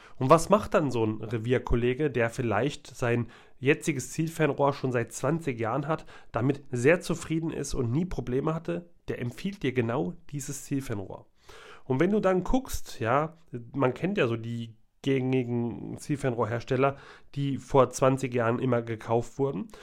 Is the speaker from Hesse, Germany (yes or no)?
yes; Hesse, Germany; Ich als Hesse